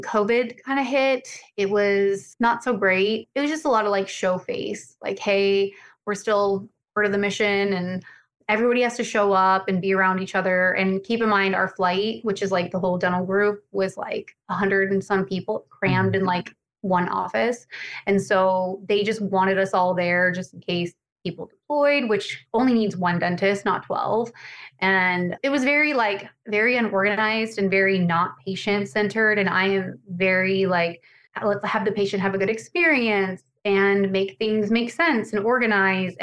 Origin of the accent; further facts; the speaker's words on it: Montana, United States; moved away as an adult; also born or lived in Las Vegas, Nevada; now in Tampa, United States; I'm from Montana originally